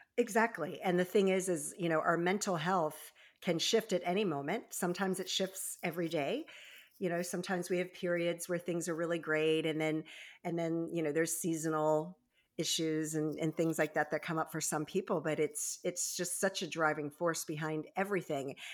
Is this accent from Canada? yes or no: no; Baltimore and Annapolis area, Maryland, United States; born or raised there; also born or lived in Virginia Beach, Virginia